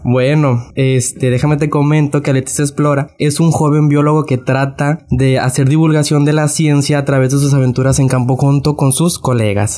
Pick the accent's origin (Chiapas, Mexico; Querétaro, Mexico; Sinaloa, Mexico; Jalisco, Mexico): Sinaloa, Mexico; Navolato; soy de una comunidad de Nabolato.